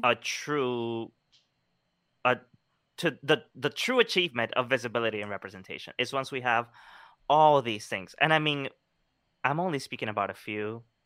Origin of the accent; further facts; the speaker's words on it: Colombia; moved away; growing up in Colombia, I was always, like, you know, taking things out of the trash